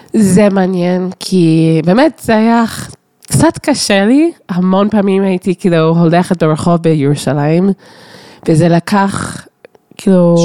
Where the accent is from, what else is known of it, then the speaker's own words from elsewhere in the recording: Toronto, Ontario, Canada; Hebrew is a second language; moved away; גדלתי בטורונטו